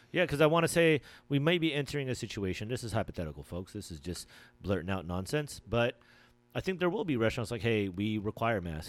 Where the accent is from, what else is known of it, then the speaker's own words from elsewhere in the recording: Philippines; I'm Filipino